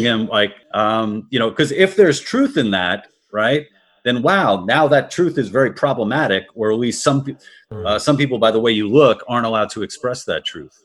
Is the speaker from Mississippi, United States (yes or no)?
no; New York City, New York, United States; I'm from Queens, New York originally